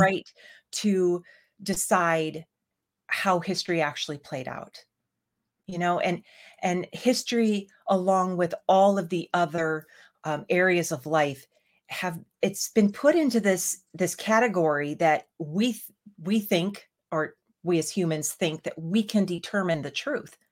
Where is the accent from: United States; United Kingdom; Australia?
United States; we as Americans